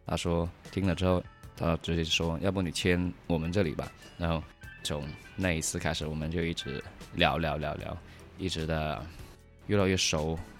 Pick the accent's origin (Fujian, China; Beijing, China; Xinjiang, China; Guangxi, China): Guangxi, China; Qinzhou; 我们就三个土生土长的钦州的野仔。